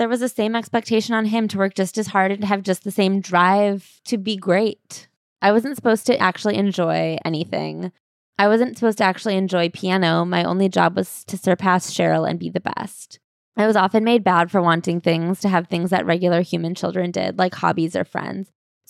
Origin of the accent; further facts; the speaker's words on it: Canada; also born or lived in Harbin, China; I couldn't help that I grew up in Canada or that my problems were different from theirs. I didn't come to Canada by choice, and I would have been just as happy growing up in Harbin with my grandparents.